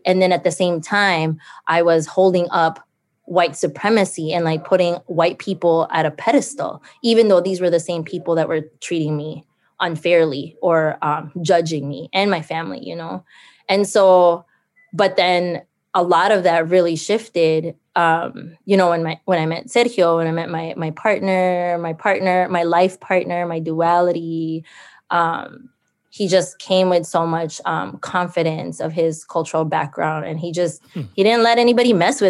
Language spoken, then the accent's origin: English; Philippines; now in St. Paul, United States; I think like growing up in the Philippines, there was that scarcity piece, but you know, moving and immigrating here, Dakota lands of, especially here in Mnisiska and east side of St. Paul